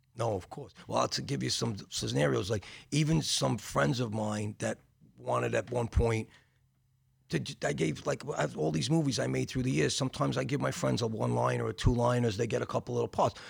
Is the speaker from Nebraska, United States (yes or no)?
no; New York City, New York, United States; also born or lived in Bensonhurst, Brooklyn; I grew up in Gravesend, Bensonhurst